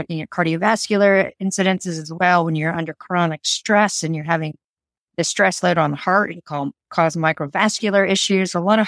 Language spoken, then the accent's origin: English; San Francisco, California, United States; now in Mount Maunganui, New Zealand; I'm originally an army brat from the US, but I say San Francisco is home because that's where I kind of ended up after we came back from traveling Europe and stuff. But I currently live in Mount Maunganui.